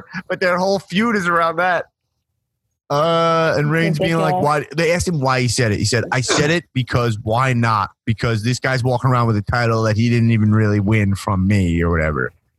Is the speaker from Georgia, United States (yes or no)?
no; New York City, New York, United States; now in Los Angeles, United States; I bought when I moved to LA, and I was just like from New York City.